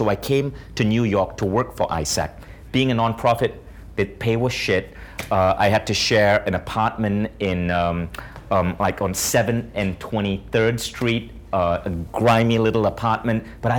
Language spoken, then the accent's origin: English; India; I did that because I'm an Indian dude, and if you're an Indian dude, like you gotta be a lawyer, a doctor, an engineer, or a family embarrassment, right?